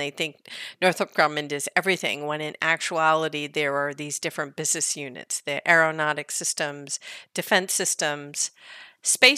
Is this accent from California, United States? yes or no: yes; San Jose, California, United States; I grew up in San Jose